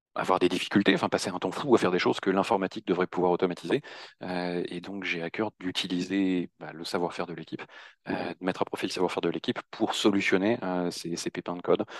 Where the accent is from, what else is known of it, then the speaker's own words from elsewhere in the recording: Normandy, France; moved away as an adult; now in Paris, France; je suis originaire de Normandie et je suis basé à Paris depuis deux